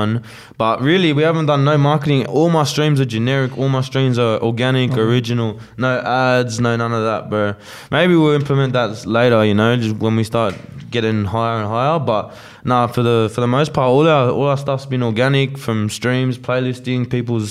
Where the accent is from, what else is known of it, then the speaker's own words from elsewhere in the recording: Australia; accent: Aussie; I'm using my Aussie accent